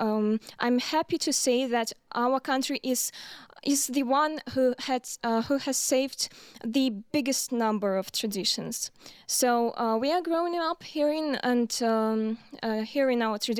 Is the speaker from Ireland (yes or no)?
no; Minsk, Belarus; we are all from Minsk.